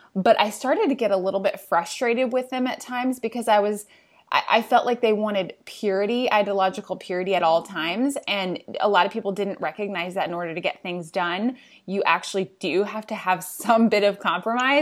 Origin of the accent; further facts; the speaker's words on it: Indiana, United States; moved away as an adult; also born or lived in Washington, D.C.; I'm from Indiana